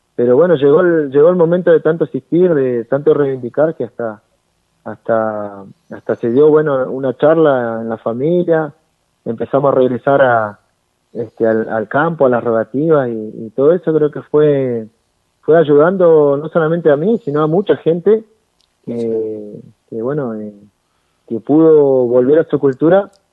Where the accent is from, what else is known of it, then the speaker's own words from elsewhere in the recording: Argentina; allá de, la zona de Junín